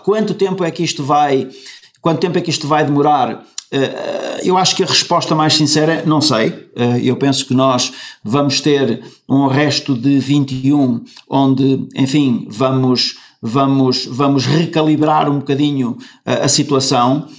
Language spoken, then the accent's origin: Portuguese; Caminha, Norte, Portugal; now in Spain; eu nasci em Caminha e que eu sou do, que eu sou do Norte e que eu sou de Caminha